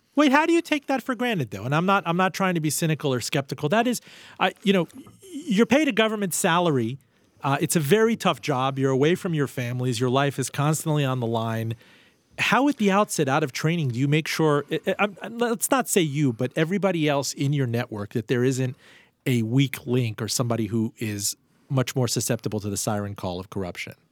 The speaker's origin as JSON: {"language": "English", "town": "Miami", "region": "Florida", "country": "United States", "tie": "born or raised there", "also_born_or_lived": "Iran", "said": "Miami Vice from my hometown"}